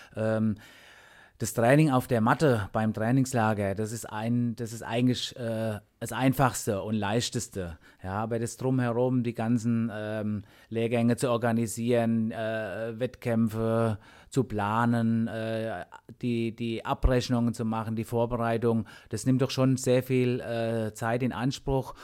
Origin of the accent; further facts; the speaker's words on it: Germany; bei uns in Deutschland